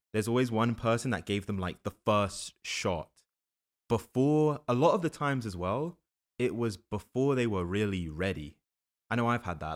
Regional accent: London, United Kingdom; moved away as an adult; also born or lived in New Jersey; now in New York, United States; I grew up in London from the U K.

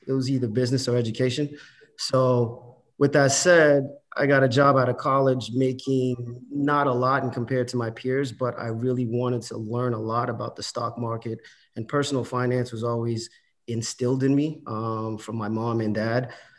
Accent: Boston, Massachusetts, United States; also born or lived in Haiti; I too, like many of you, son of immigrants, I came to this country when I was 6 years old. I was born in Haiti, grew up in Boston, went to the Murphy School, went to O'Brien for high school, went to UMass Amherst

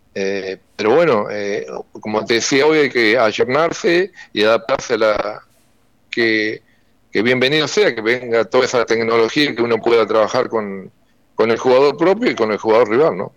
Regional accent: Seguí, Entre Ríos, Argentina; also born or lived in Crespo; Yo soy nacido en Seguí, mis viejos están ahí, mis hermanos, jugué en la Liga para la Campaña, en el Seguí el Club

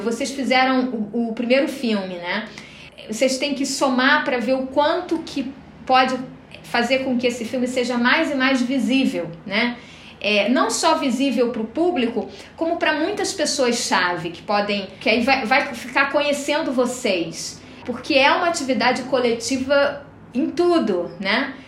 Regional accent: Rio de Janeiro, Brazil; moved away as an adult; now in Florianópolis, Brazil; eu moro há 18 anos em Florianópolis, né? Mas eu sou do Rio de Janeiro. Acho que o jeito de falar não, não nega

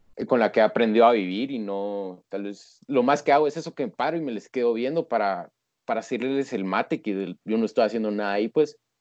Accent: Guatemala; yo soy de Guatemala, o sea, y con orgullo

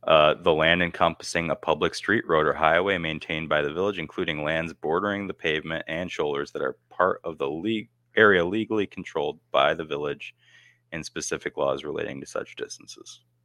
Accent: United States; moved away; my hometown, Canastillo

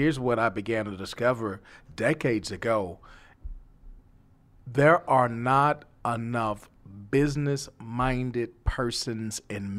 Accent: New York, United States; now in Texas, United States; when I came from New York, I had no idea that I would be in Texas, to be quite honest with you. I thought the Lord was punishing me because New York was home. That's all I knew.

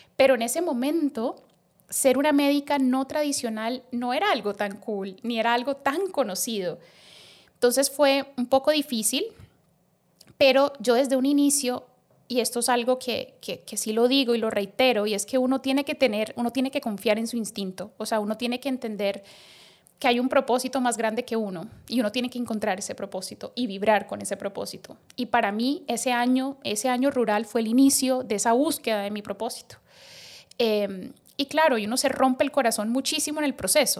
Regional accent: Colombia; moved away as an adult; also born or lived in Bogotá, Colombia; now in Dominican Republic; yo soy médica colombiana

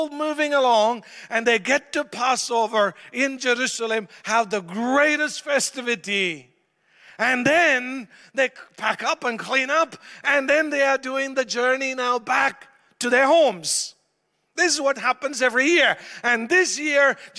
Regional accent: India; I'm Indian, I'm used to lots of noise

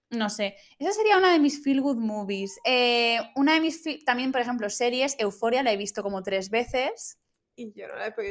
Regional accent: Valencian Community, Spain; Como buenas valencianas que somos.

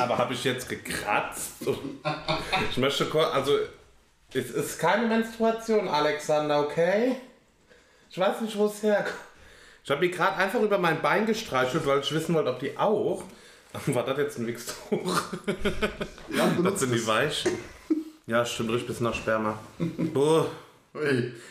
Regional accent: Germany; bin Deutscher

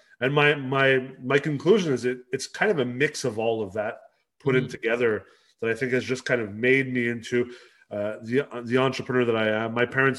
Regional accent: Los Angeles, California, United States; also born or lived in Canada; So I actually, even though I'm Canadian, I grew up in Los Angeles in California, and pretty much, you know, lived all over North America, all over the US.

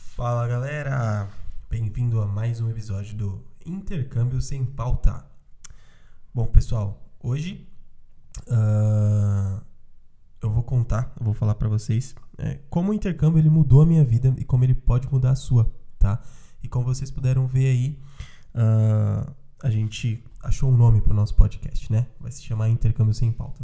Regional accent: São Paulo, Brazil; eu sou da, periferia, da periferia de São Paulo

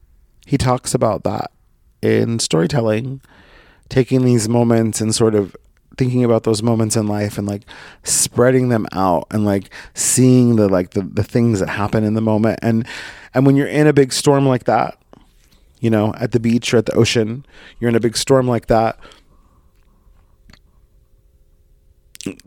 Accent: Brookings, Oregon, United States; moved away as an adult; also born or lived in San Diego / Coos Bay; my hometown of Brookings, Oregon

